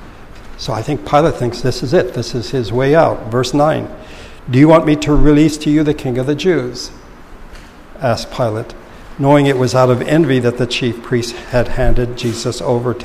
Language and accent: English; Philippines; moved away; growing up in the Philippines